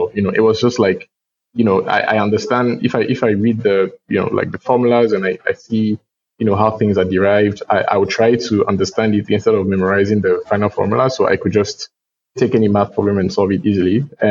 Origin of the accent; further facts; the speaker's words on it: Ghana; born there; also born or lived in Togo; So I was born in Ghana. I moved to Togo my parents moved to Ghana during the, political things happening in Togo in the late 90s.